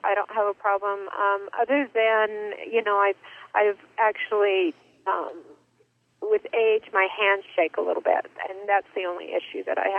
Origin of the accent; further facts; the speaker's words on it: Arizona, United States; Well, I grew up in Arizona, but here and there, cause my dad is an architect